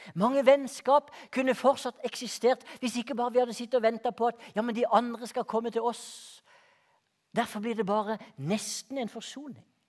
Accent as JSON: {"language": "Norwegian", "area": "Hortemo, Greipstad", "region": "Agder", "country": "Norway", "tie": "born or raised there", "said": "Jeg vokste opp ute på Hortmo i Greipstad"}